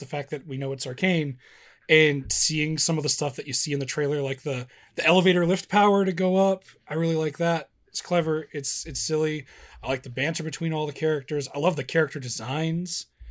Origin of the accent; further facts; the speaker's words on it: Midwest, United States; I'm from the Midwest